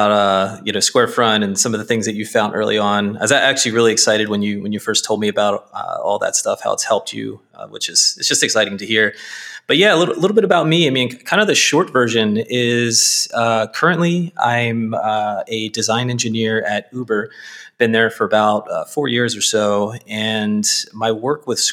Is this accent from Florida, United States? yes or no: no; Baltimore, Maryland, United States; I grew up in Northeast Baltimore